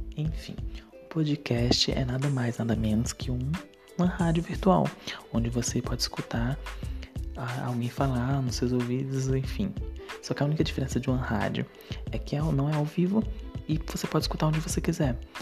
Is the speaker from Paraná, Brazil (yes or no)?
no; interior of Ceará, Brazil; tenho 23 anos, sou do interior de Ceará